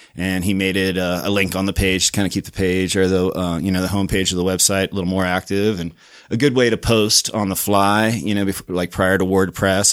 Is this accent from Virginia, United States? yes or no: yes; Virginia Beach, Virginia, United States; moved away as an adult; also born or lived in Pittsburgh / Richmond, Virginia; now in Salt Lake City, United States; I was born in Pittsburgh, grew up in Virginia Beach, and then lived in Richmond, Virginia for a while